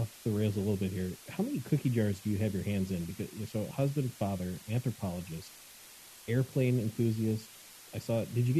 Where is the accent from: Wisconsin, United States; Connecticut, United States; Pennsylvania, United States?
Wisconsin, United States; I'm from Wisconsin.